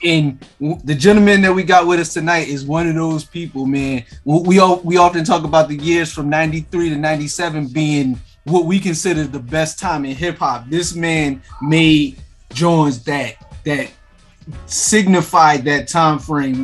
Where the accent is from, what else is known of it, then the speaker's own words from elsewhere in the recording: Philadelphia, Pennsylvania, United States; I'm I'm from Philly